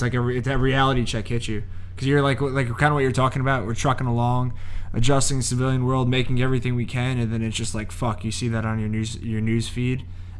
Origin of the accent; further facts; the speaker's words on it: New Jersey, United States; moved away as an adult; now in Arizona, United States; So I moved to Arizona from Jersey back in March.